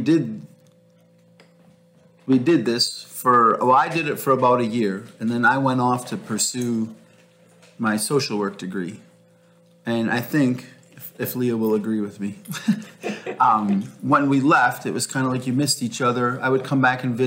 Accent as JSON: {"language": "English", "town": "Kenosha", "region": "Wisconsin", "country": "United States", "tie": "born or raised there", "moved": "as an adult", "lives_now": "Bahamas", "said": "originally we come from Wisconsin. We grew up in Kenosha in the assembly there"}